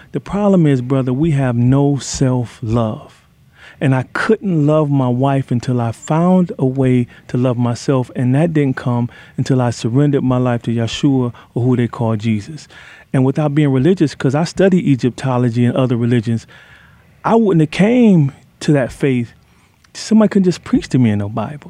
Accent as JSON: {"language": "English", "town": "Detroit", "region": "Michigan", "country": "United States", "tie": "born or raised there", "said": "where I grew up in Detroit"}